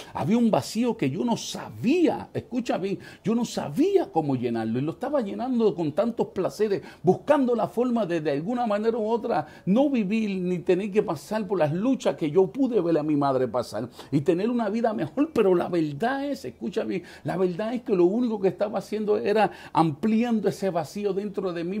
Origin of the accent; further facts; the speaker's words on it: New York City, New York, United States; en el año 1976 en la ciudad de Manhattan eh, eh, eh, nació